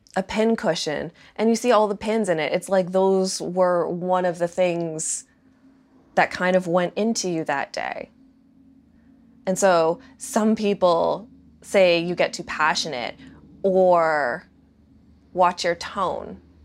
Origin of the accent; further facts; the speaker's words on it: Toronto, Ontario, Canada; I'm from Ontario. I'm from Toronto.